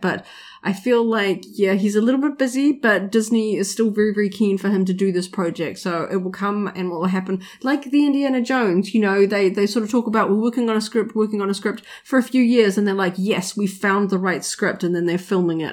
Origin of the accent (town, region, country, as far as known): New Zealand